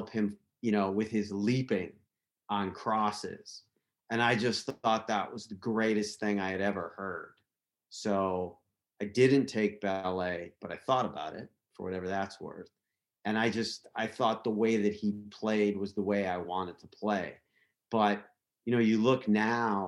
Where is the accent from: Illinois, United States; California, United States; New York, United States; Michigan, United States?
Illinois, United States; outside of Chicago; I grew up outside of Chicago.